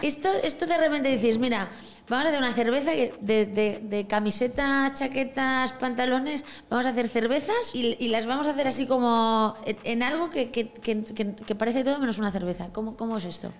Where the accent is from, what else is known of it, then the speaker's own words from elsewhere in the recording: a village in Galicia, Spain; moved away as an adult; now in Madrid, Spain; yo vengo de un pueblo de Galicia, ni siquiera vengo de, la ciudad, ¿sabes? Entonces, en mi casa, los huevos que se comían eran de las gallinas de abajo